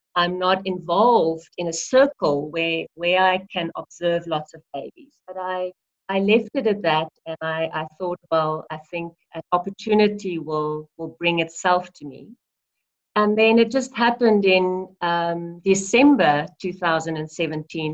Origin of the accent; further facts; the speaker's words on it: South Africa; i am a South African